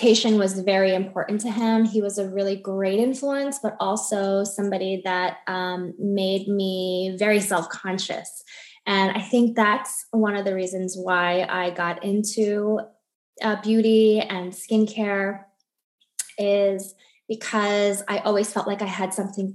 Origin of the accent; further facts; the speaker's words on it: New York, United States; moved away as an adult; also born or lived in Miami, Florida; now in Weston, Florida, United States; I'm originally from New York.